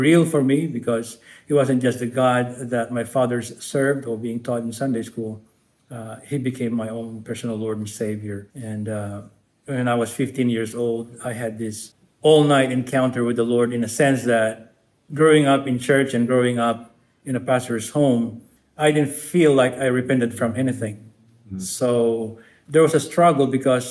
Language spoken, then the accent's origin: English; Angeles City, Central Luzon, Philippines; I'm from the northern parts of the Philippines. I was born in Angeles City